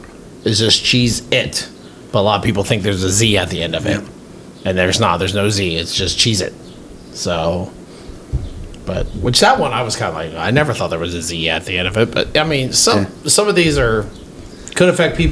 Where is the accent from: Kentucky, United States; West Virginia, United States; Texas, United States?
Kentucky, United States; I'm from Kentucky.